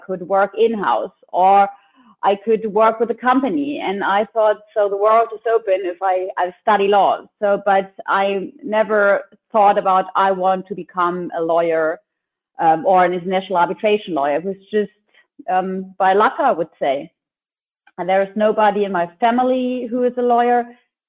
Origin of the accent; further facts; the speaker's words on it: Lübeck, Schleswig-Holstein, Germany; I am from Lübeck, which is a cute little town in the north of Germany.